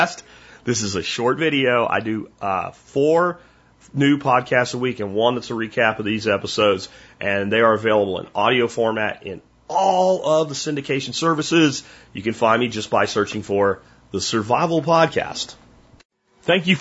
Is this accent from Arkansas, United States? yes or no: no; Pennsylvania, United States; This is how I grew up in Pennsylvania